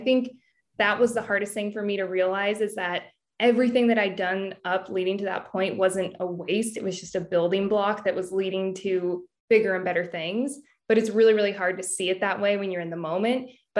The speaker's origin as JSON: {"language": "English", "region": "California", "country": "United States", "tie": "born or raised there", "said": "Yes, I grew up in Northern California and I always wanted to work in fashion."}